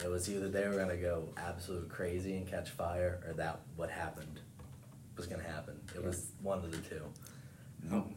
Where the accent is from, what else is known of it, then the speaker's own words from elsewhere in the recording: Cumberland, Maryland, United States; moved away as an adult; now in West Virginia, United States; I'm from Cumberland, Maryland